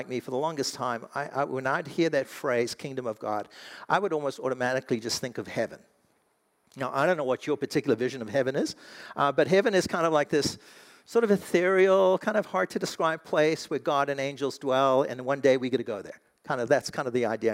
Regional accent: South Africa; now in United States; I'm an American. Technically, I'm South African

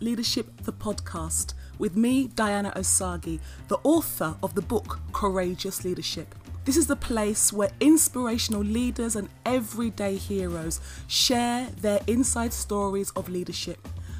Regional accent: Nigeria; And I'm Nigerian by birth.

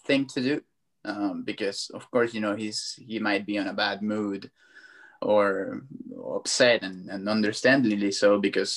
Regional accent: Venezuela; I grew up in Venezuela. I was born over there

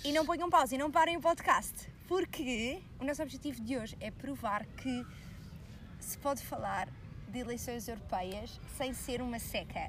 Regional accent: Portugal; nós, enquanto portugueses, por acaso temos bastante sorte

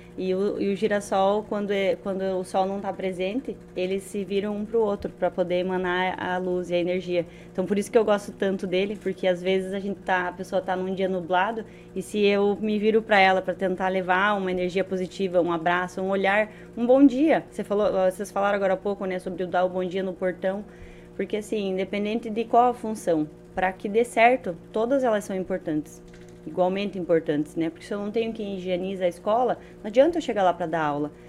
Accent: Paranaguá, Paraná, Brazil

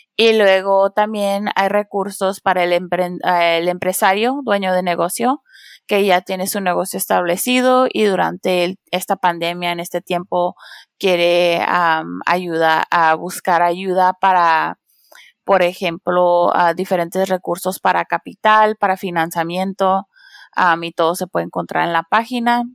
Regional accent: San Diego, California, United States; also born or lived in Tijuana, Mexico / Washington, D.C.; yo crecí en San Diego, California y ah, por un tiempo viví en Tijuana

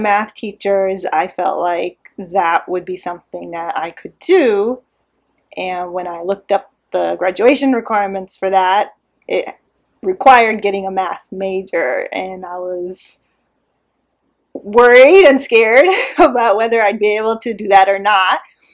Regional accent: Irvine, California, United States; moved away as an adult; now in Houston, United States; I grew up in Irvine. It's a small city in Orange County, California, in Southern California.

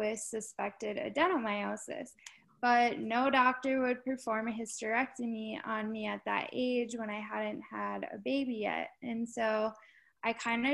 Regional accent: Minnesota, United States; I was born in Minnesota

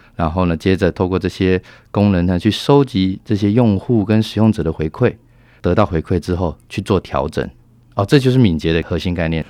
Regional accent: Taiwan; moved away as an adult; now in Singapore; 我也是台湾人当时十多年前到了新加坡去

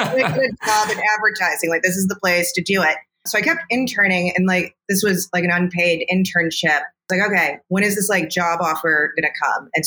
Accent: Chicago, Illinois, United States; I'm a native Chicagoan. I grew up in the suburbs, and now I'm on the south side

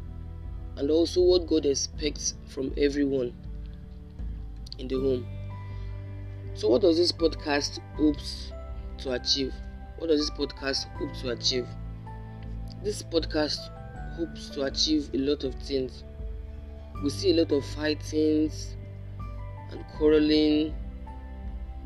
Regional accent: Lagos, Nigeria; I'm from Lagos, Nigeria

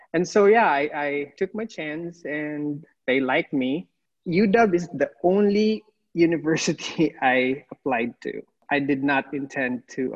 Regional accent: Philippines; English is a second language; moved away as an adult; also born or lived in Masbate Island; now in United States; I'm from the Philippines. I was born in the Philippines. I grew up there as well

